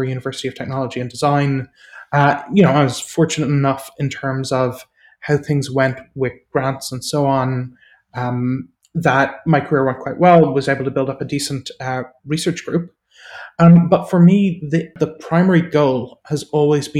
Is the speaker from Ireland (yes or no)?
yes; Ireland; I grew up in Ireland, as people might guess from my accent